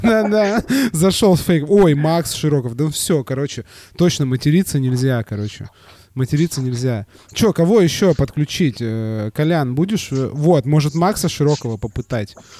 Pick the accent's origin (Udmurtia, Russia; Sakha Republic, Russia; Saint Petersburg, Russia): Saint Petersburg, Russia; я не из Москвы, я из Питера. Я из Питера